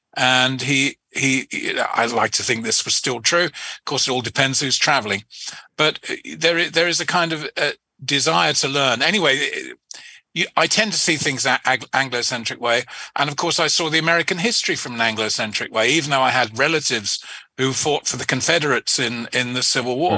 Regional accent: England, United Kingdom; as an Englishman, you you grow up

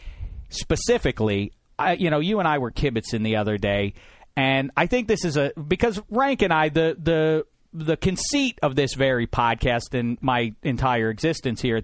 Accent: Pittsburgh, Pennsylvania, United States; I grew up in Pittsburgh, PA, was going to games

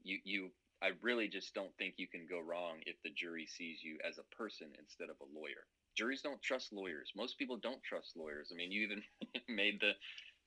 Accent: Tampa, Florida, United States; I grew up in Tampa, Florida, and there's a big skate park there called the Skate Park of Tampa

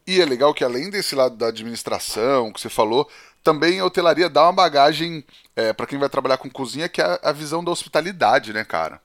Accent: Penápolis, São Paulo, Brazil; eu sou do interior de São Paulo, de Penápolis, aqui região de Araçatuba

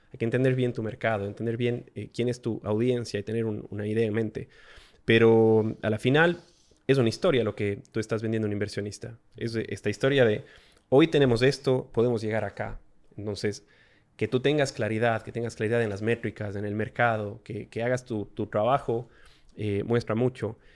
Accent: Ecuador; moved away as an adult; also born or lived in Australia; Antes de eso vivíamos en Ecuador, somos ecuatorianos

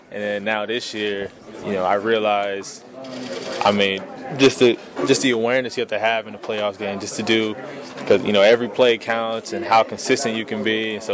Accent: Philadelphia, Pennsylvania, United States; I'm, I'm from Philly, so I got to ask you what you think of your old team

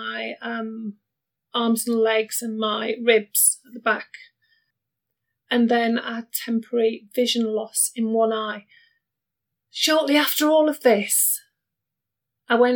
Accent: Barnsley, Yorkshire and the Humber, United Kingdom; moved away as an adult; I was born in the 70s, way back when, in Barnsley, and Barnsley's in Yorkshire.

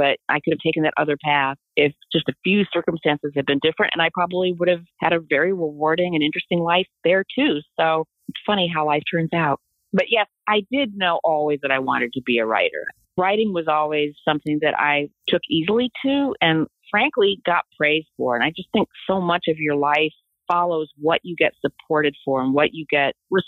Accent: Des Moines, Iowa, United States; moved away; also born or lived in New York; I grew up in Des Moines, Iowa

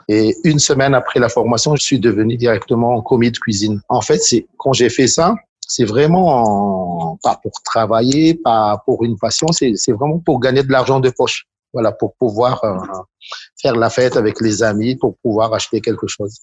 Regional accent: Antananarivo, Analamanga, Madagascar; je suis originaire de Tananarive

